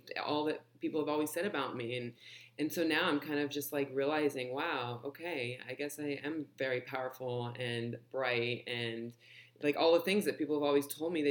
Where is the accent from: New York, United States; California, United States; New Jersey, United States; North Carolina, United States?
California, United States; Los Angeles; also born or lived in London; moved to LA when I was just a baby